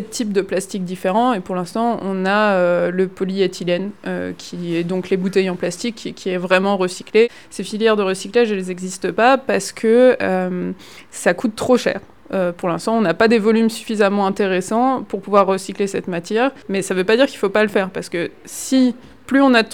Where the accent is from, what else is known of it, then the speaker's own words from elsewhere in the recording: Réunion, France; Je viens d'arriver, ça, fait ça fait 2-3 mois. Je viens de la Réunion.